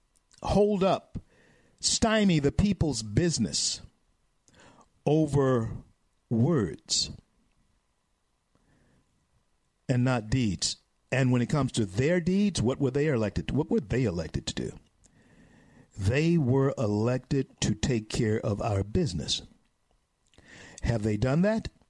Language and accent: English; Louisiana, United States; moved away as an adult; still in my home state of Louisiana